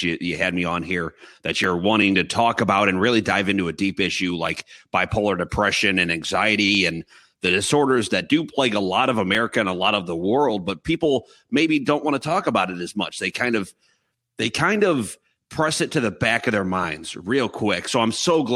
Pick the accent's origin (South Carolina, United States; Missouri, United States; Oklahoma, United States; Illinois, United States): Illinois, United States; Chicago; I was born and raised here in Chicago, in the suburbs of Chicago, about 45 minutes from the city, northwest